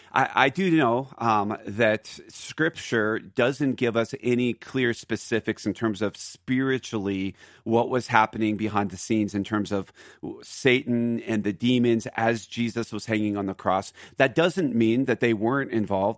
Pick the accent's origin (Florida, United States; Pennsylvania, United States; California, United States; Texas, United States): Pennsylvania, United States; Philadelphia; now in Aurora, Colorado, United States; Philly, which is my home, Philadelphia